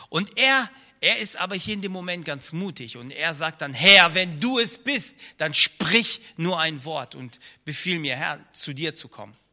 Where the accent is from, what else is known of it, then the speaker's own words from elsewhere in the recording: Rhineland-Palatinate, Germany; also born or lived in Soviet Union; ich komme aus dem Kreis Ahrweiler, etwas über eine Autostunde von hier entfernt und äh, bin noch in der ehemaligen Sowjetunion geboren.